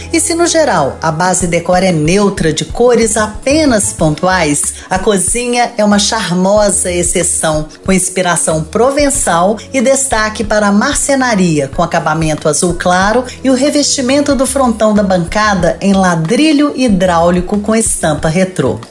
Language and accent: Portuguese; Minas Gerais, Brazil; eu sou mineira